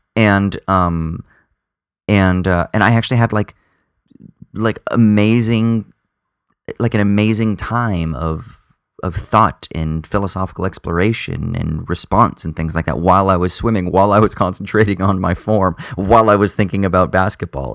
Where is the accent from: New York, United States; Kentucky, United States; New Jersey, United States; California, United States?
California, United States; Southern; now in Sydney, Australia; I'm from Southern California and I grew up in the ocean